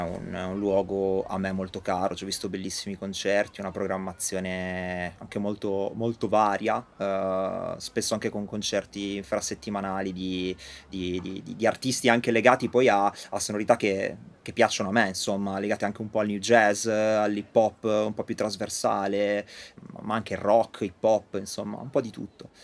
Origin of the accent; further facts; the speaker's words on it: Ravenna, Emilia-Romagna, Italy; moved away as an adult; now in Bologna, Italy; io sono originario di Ravenna